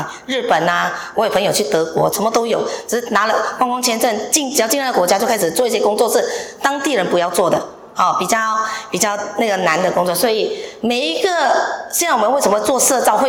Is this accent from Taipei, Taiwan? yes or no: no; Hsinchu, Hsinchu City, Taiwan; 因为我是我我来自新竹了哈。